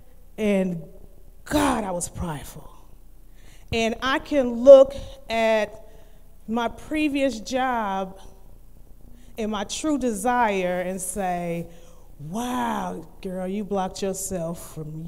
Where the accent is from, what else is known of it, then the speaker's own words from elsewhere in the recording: Cleveland, Ohio, United States; I'm from Cleveland, Ohio, so going to high school, we walked